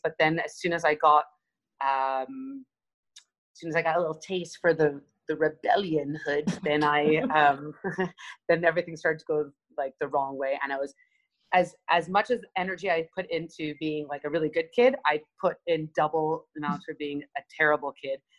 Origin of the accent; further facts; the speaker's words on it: Montreal, Quebec, Canada; I was brought up in Montreal, Canada, uh, place, a little suburb area called Côte Saint Luc